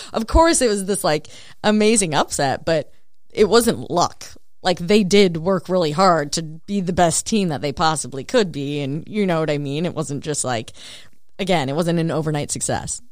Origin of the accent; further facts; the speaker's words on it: Spicer, Minnesota, United States; my hometown's a thousand people.